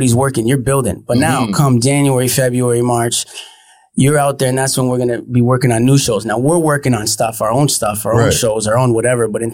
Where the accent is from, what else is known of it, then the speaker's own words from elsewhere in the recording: Vaughan, Ontario, Canada; also born or lived in Toronto / Los Angeles; I grew up in Woodbridge. That's where I'm from originally and spent most of my time